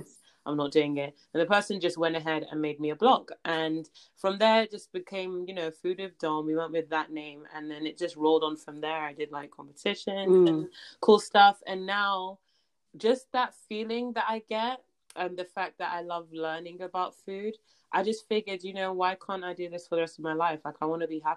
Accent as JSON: {"language": "English", "country": "Nigeria", "said": "I'm Nigerian"}